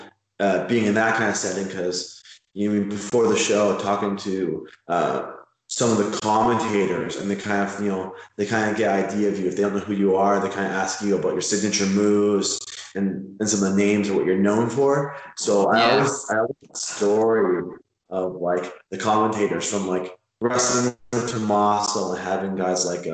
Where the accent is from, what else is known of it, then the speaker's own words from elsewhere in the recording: Hamilton, Ontario, Canada; I'm from Hamilton, which is just outside Toronto